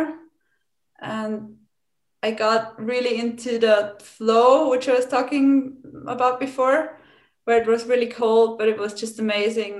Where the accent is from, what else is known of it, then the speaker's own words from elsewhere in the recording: Weinviertel, Lower Austria, Austria; I'm from the wine quarter, like I said, and my hometown is about 15, 20 kilometers from where the route passed